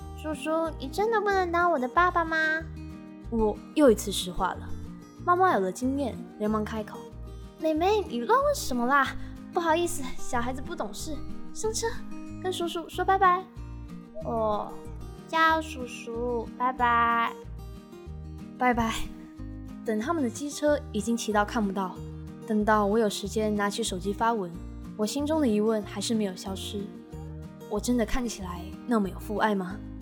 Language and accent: Chinese; Taiwan; 身为台湾人，从小的教育不一定有 A、B、C， 但一定有 Pokemon